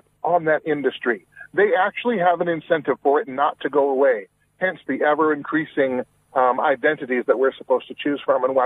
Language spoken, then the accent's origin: English; Washington, United States; I'm originally from Washington State.